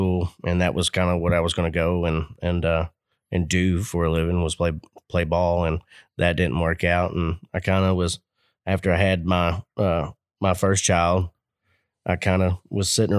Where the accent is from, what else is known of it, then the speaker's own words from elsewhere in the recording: Taylorsville, Kentucky, United States; also born or lived in Louisville, Kentucky; I was born and raised in Louisville, actually, and moved out to Taylorsville in the third grade. So I'm pretty much Taylorsville.